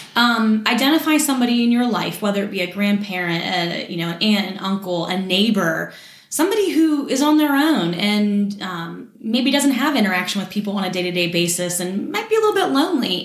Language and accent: English; Morgantown, West Virginia, United States; I was born and raised in Morgantown